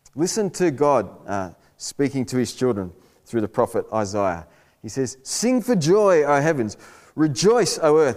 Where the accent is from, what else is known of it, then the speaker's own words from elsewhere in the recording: Australia; I'm an Aussie male